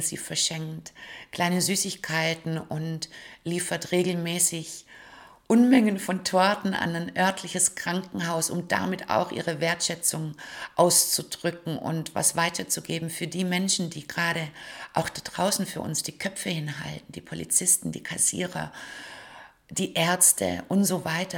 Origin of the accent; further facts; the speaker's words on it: Stuttgart, Baden-Württemberg, Germany; wenn ich durch die Straßen meiner Heimatstadt laufe, Stuttgart